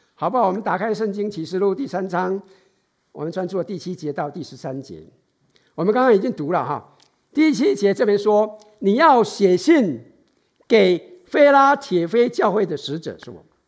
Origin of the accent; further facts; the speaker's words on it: Taiwan; now in San Francisco Bay Area, United States; 从小时候在台湾的，哎，受训练的本能